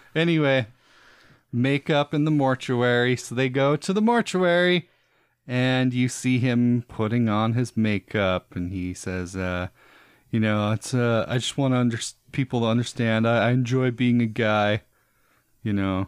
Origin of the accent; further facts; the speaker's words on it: Utah, United States; we are from Utah